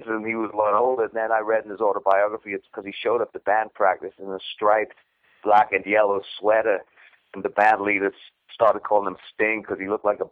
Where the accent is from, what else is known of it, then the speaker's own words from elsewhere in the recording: Newcastle upon Tyne, North East England, United Kingdom; now in United States; A place called Newcastle in England that's known only really for beer